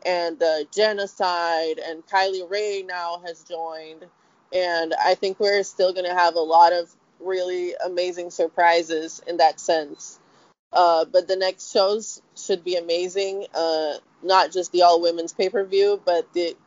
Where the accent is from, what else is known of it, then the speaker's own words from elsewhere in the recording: Brazil; moved away as an adult; now in United States; I grew up in Brazil